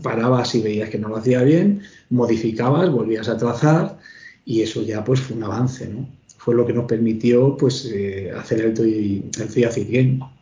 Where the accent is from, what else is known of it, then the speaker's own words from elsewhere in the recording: Pinto, Community of Madrid, Spain; yo soy de Pinto